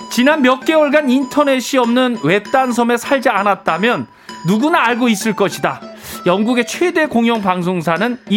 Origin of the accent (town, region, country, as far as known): Gwangju, South Korea; born or raised there